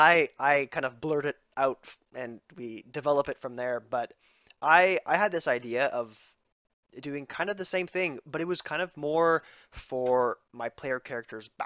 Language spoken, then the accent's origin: English; Ontario, Canada; we're from Canada, and I went to a Franco-Ontarian high school